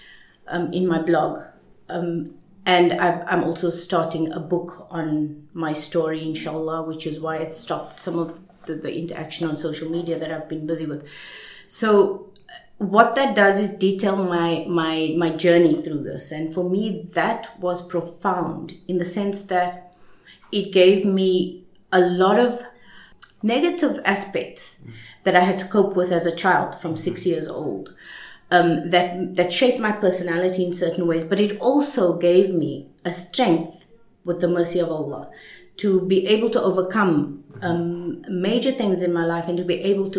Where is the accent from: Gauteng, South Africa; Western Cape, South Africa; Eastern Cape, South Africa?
Gauteng, South Africa; Johannesburg; moved away; I didn't grow up in Cape Town. I grew up in Johannesburg in apartheid years